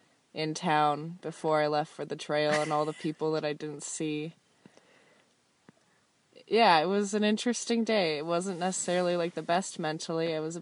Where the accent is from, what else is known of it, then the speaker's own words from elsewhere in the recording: Southern California, United States; I'm from California, Southern California.